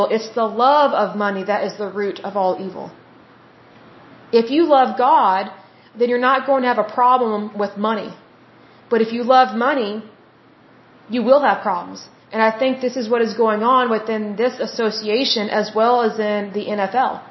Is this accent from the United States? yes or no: yes; United States; But being that I am an American and I live in America, I have American citizenship